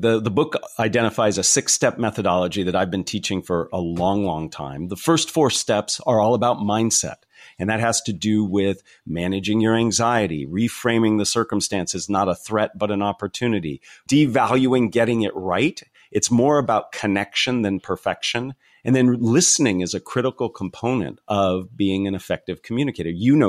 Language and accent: English; California, United States; So I'm from the San Francisco Bay Area, a small little town tucked away in the foothills right before you go over to Santa Cruz.